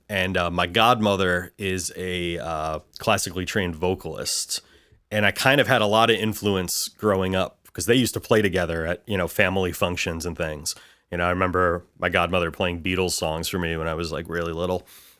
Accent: Bayonne, New Jersey, United States; also born or lived in Dallas; I grew up in New Jersey. I was actually born in Texas, in Dallas, but I grew up in Bayonne, New Jersey.

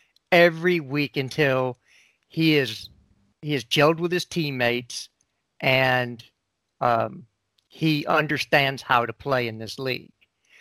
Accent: United States; because I am American

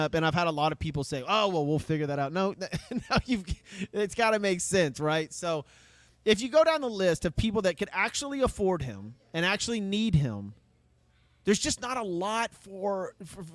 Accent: San Antonio, Texas, United States; I was born in San Antonio

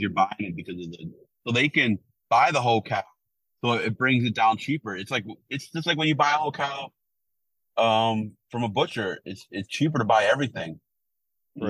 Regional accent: Milwaukee, Wisconsin, United States; moved away; I'm from Milwaukee.

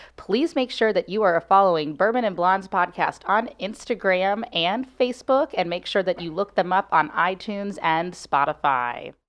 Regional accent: Cincinnati, Ohio, United States; now in St. Louis, United States; I'm from Cincinnati

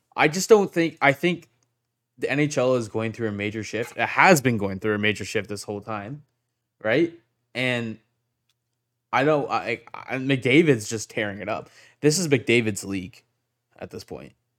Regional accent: Whitby, Ontario, Canada; I'm from Whitby

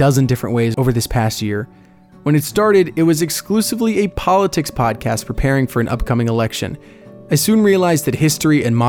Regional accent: Orlando, Florida, United States; In my hometown of Orlando

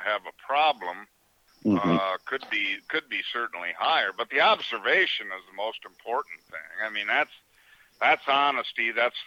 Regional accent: Hayward, Wisconsin, United States; also born or lived in Chicago, Illinois; I was born in Chicago, and my parents did the greatest thing ever and got me the hell out of there when I was 6 months old, and they bought a resort in Hayward, Wisconsin

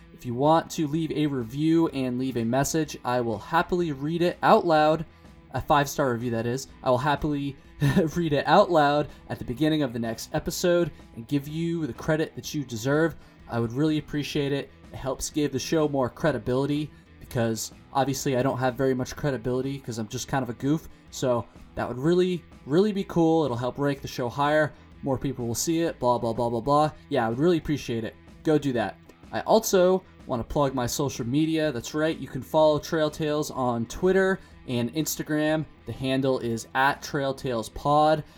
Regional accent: Vermont, United States; I'm from Vermont

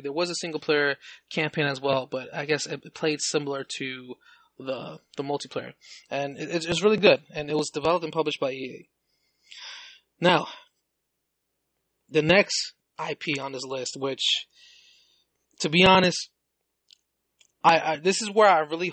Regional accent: New York City, New York, United States; I grew up in the Bronx, New York, you know, for like 20 years

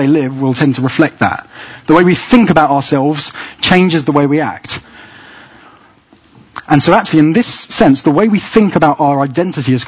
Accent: England, United Kingdom; Inside, I know I'm British. My identity is to be English.

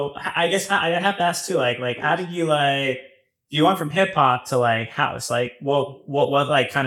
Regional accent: New York, United States; I come from New York. So that's always been in our blood.

